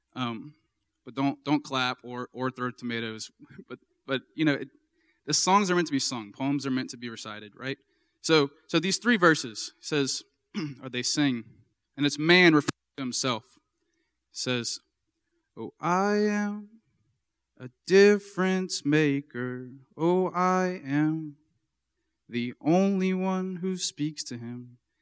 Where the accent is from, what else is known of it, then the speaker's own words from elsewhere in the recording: Baton Rouge, Louisiana, United States; also born or lived in Minnesota; I'm from Baton Rouge, and I went to Saint Michael High School